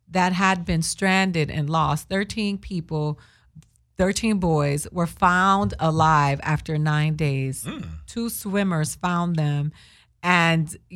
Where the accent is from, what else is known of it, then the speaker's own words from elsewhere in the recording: Boston, Massachusetts, United States; I was born in Boston.